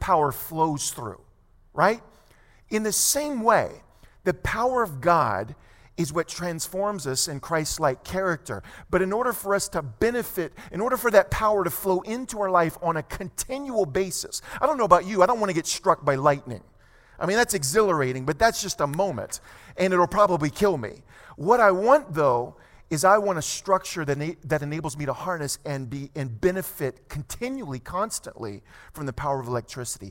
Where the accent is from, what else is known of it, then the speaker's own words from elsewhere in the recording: just outside of New Orleans, South Louisiana, United States; moved away; I grew up in South Louisiana, born and raised just outside of New Orleans